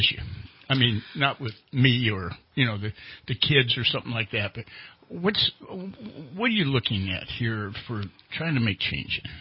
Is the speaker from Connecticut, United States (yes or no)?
no; Charleston, West Virginia, United States; now in Redding, United States; I was born in West Virginia.